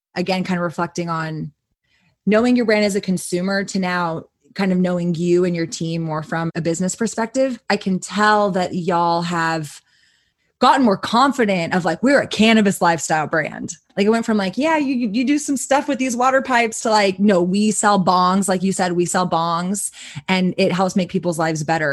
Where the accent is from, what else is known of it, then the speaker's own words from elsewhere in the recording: Austin, Texas, United States; growing up in Austin, I grew up going to um, a smoke shop called Planet K